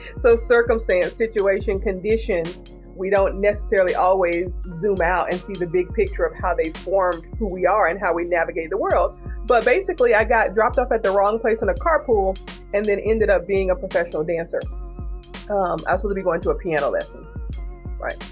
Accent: Kinston, North Carolina, United States; I'm a girl from Kinston, North Carolina, and that's like a eastern North Carolina town

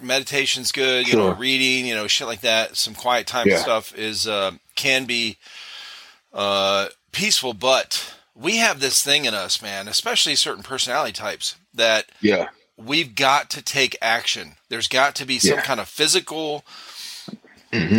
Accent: Northeast, United States; now in South Carolina, United States; I grew up in the Northeast.

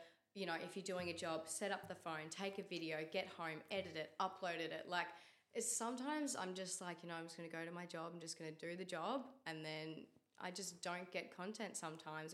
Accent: Mount Eliza, Victoria, Australia; now in Mornington, Australia; I grew up in Mount Eliza and I've lived there my whole life until a couple of years ago when I moved to Mornington with my partner

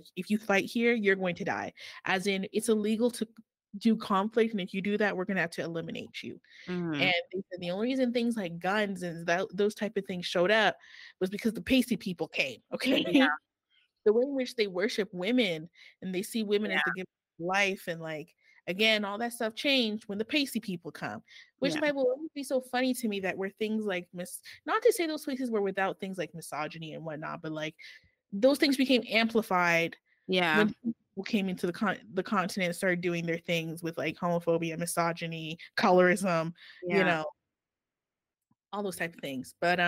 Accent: Canada; Me, on the other hand, I'm Canadian. No, I consider myself Cameroon, but it's different.

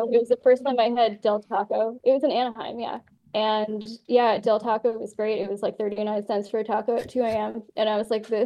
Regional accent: Ireland; Yeah, I'm Irish, and I was not okay with it.

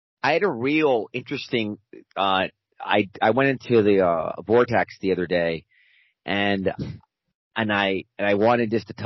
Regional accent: Baltimore, Maryland, United States; moved away; also born or lived in New York; I'm from Baltimore

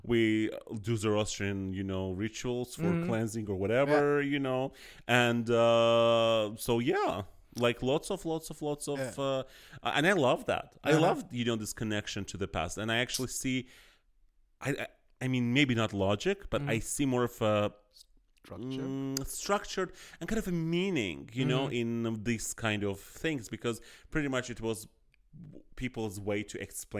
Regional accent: India; oh my God, yes, I'm Indian, I have this God.

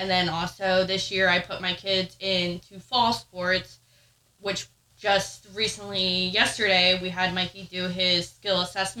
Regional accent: New Jersey, United States; Yeah, I grew up in the Pine Barrens, so

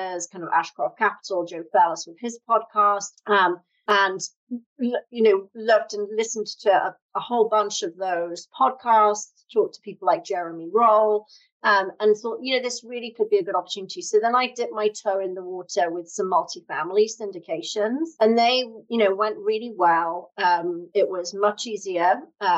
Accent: United Kingdom; moved away as an adult; now in United States; as you can tell from my funny accent, I'm from the UK originally, but I've lived in the US for 13 years.

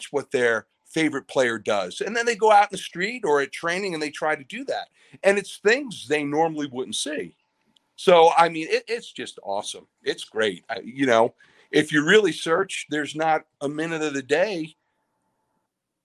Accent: New York, United States; I'm originally from New York

